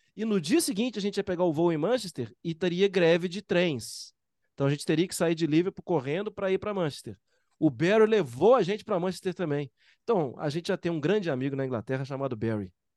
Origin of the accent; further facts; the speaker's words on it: Brazil; eu sou brasileiro